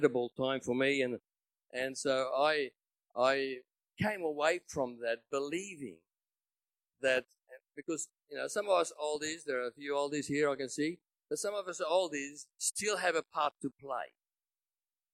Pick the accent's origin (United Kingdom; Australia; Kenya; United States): Australia; I wasn't there as an Aussie